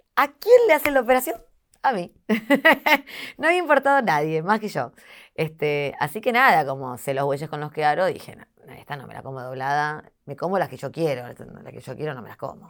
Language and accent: Spanish; Argentina; soy muy argentina en eso